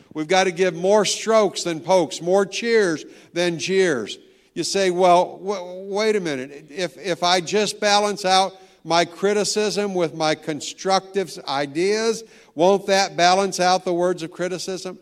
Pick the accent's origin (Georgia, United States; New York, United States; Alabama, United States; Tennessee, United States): Tennessee, United States; now in Virginia, United States; I'm from Tennessee